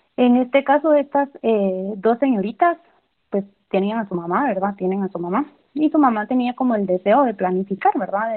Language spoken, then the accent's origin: Spanish; Chichicastenango, Quiché, Guatemala; Yo soy de Quiché, soy de Chichicastenango.